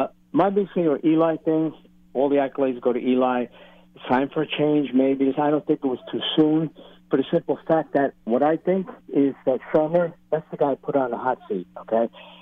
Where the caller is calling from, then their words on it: Staten Island, New York, United States; I'm calling from Staten Island.